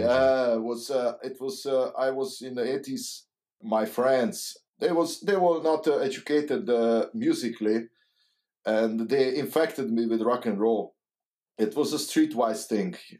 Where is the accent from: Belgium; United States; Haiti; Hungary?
Hungary; English is a second language; moved away as an adult; now in Netherlands; I I'm come from Hungary, and uh, it was a communism